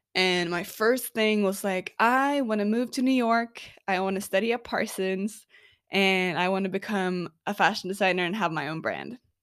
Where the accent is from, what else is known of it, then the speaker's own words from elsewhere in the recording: Oslo, Norway; I am originally from Oslo, Norway